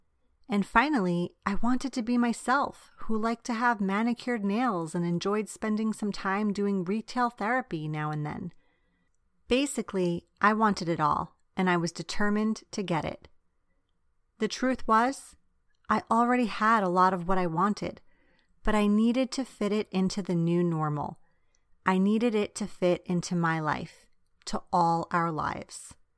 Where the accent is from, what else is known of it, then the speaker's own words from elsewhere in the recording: Long Island, New York, United States; also born or lived in Bari, Italy; Besides all of this, I'm Italian American. Yes, I grew up on Long Island in New York, but also in Bari, Italy, where my dad is from and his siblings still live.